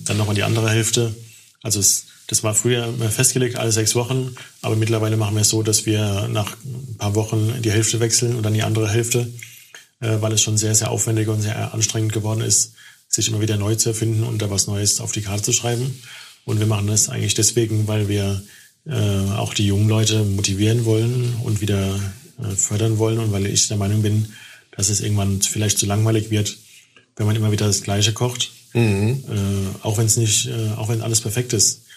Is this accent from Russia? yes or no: no; Germany; als Deutscher